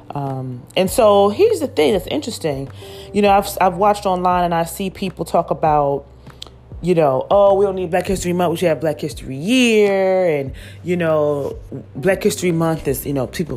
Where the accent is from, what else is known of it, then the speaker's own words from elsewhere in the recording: Philadelphia, Pennsylvania, United States; I'm from Philadelphia, and I talk about my Philadelphia experience in my one woman theater show